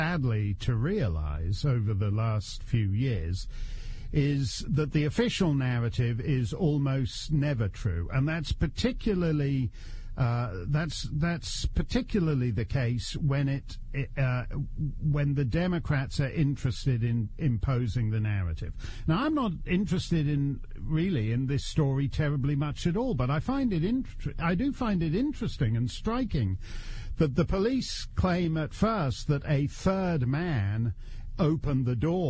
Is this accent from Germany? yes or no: no; Canada; now in United States; as a Canadian... who's way overstayed in the United States